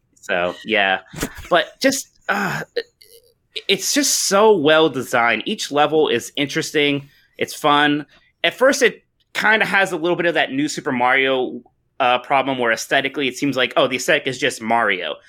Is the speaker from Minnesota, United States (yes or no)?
no; Youngstown, Ohio, United States; I've gotten to stay in my hometown at, uh, in Youngstown, Ohio the entire time where I still am right now